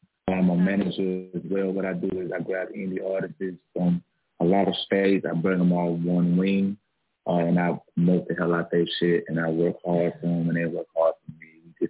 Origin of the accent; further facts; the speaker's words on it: Northwest Georgia, United States; I'm from GA.